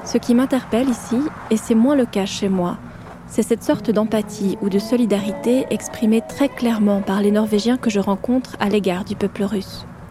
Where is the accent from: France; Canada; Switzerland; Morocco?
France; accent: French; Mon accent français